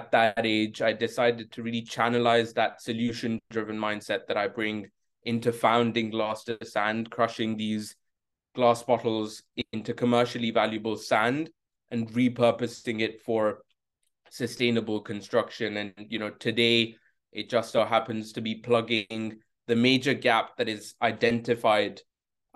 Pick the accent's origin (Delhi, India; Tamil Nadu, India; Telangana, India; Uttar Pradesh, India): Delhi, India; New Delhi; moved away as an adult; now in London, United Kingdom; I come from New Delhi, India. I'm a social entrepreneur, an artist, and a golfer from India, and I currently live in London